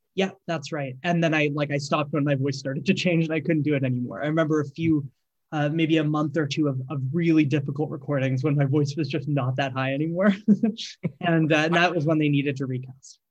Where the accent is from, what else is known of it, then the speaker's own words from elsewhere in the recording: Markham, Ontario, Canada; I'm from Markham originally.